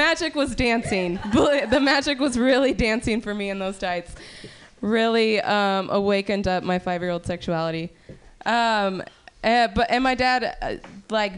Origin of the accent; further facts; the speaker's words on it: Sacramento Valley, California, United States; I'm from the Sacramento Valley